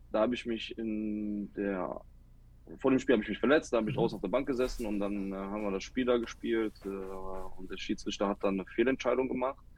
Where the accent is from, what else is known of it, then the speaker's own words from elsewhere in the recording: Cologne, North Rhine-Westphalia, Germany; ich bin eine Kölsche Jung, also ich komme hier aus dem Rheinland, aus dem schönen Köln. Äh, meine Eltern kommen aus Kroatien, aber ich bin hier in Deutschland geboren und hier aufgewachsen.